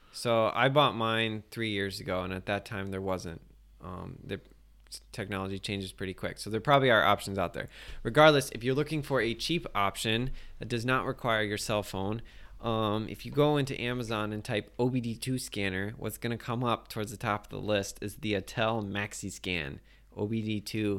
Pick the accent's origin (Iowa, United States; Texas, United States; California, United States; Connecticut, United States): Iowa, United States; moved away; I enjoy the state. It's my home state.